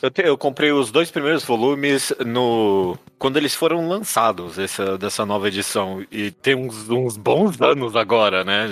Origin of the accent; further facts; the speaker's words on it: Brazil; mesmo a gente sendo brasileiro